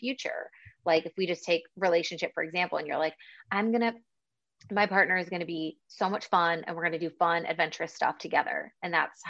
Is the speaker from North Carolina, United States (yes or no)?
no; Buffalo, New York, United States; now in Spain; I'm also from Buffalo, which is like also snow central